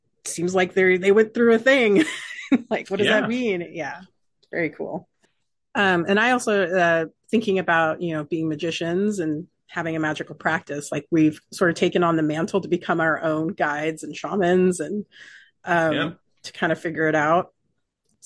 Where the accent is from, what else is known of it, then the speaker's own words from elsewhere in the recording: United States; we grew up in America